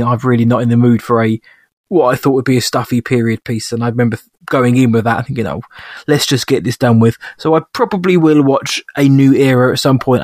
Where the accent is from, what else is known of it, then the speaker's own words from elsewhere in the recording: England, United Kingdom; As an Englishman